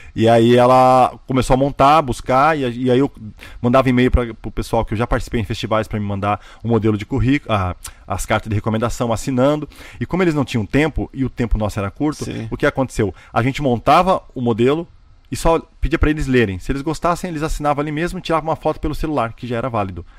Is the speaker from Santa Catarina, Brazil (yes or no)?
yes; Joinville, Santa Catarina, Brazil; moved away as an adult; now in United States; eu sou de Joinville, Santa Catarina, né? Sul do Brasil